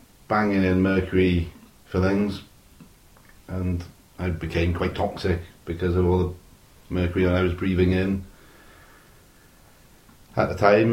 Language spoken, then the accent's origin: English; Neath, Wales, United Kingdom; I'm from Neath